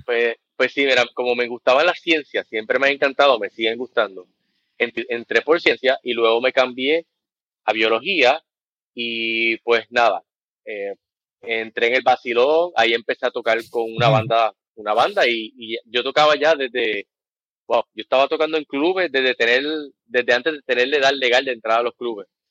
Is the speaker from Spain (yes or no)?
no; Ponce, Puerto Rico; also born or lived in United States; yo soy de la otra, soy de Ponce. Eh, nací en el 77, no me voy a ir muy al pasado, básicamente nací en el 77, me crié aquí